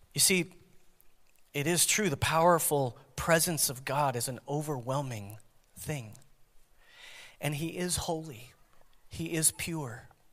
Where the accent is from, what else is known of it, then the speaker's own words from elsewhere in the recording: United States; as American Christians